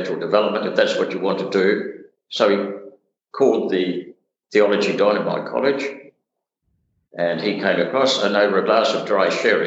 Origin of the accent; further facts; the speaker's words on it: Hobart, Tasmania, Australia; I was brought up in Hobart, which was fairly tribal in the 1950s, 60s.